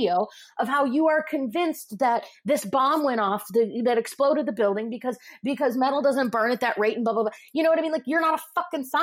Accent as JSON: {"language": "English", "region": "Midwest", "country": "United States", "tie": "born or raised there", "said": "I grew up in the Midwest"}